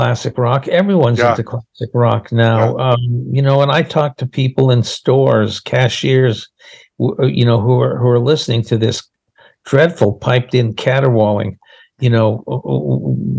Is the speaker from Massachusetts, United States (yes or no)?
yes; Boston, Massachusetts, United States; moved away; also born or lived in Los Angeles; I'm from Boston and I, you know, I'm a Yankee and we had lived in LA for 23 years